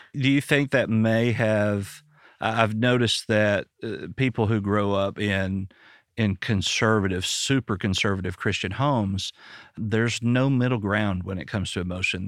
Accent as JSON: {"language": "English", "region": "Arkansas", "country": "United States", "said": "I'm from Arkansas"}